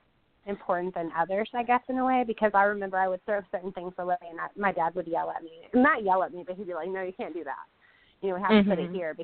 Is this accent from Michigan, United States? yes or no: yes; Michigan, United States; now in Little Rock, United States; I grew up in Michigan and now I live in Little Rock, Arkansas